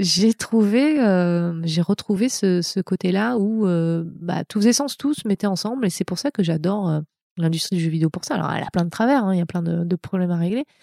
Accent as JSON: {"language": "French", "country": "France", "also_born_or_lived": "Montreal", "moved": "as an adult", "lives_now": "California, United States", "said": "je, suis française. Hein, je suis pas américaine. J'ai une carte verte."}